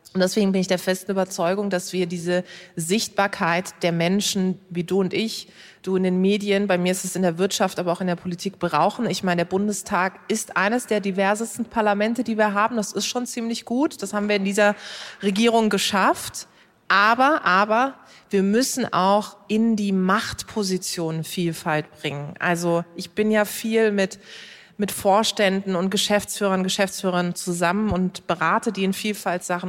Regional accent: Karlsruhe, Baden-Württemberg, Germany; Ich komme aus Karlsruhe

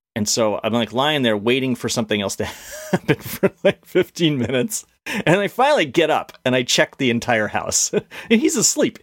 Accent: Connecticut, United States; I grew up in Connecticut.

